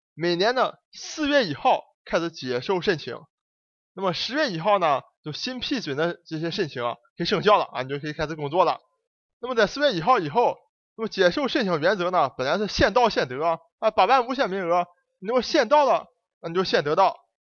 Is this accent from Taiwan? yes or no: no; China; 咱们中国人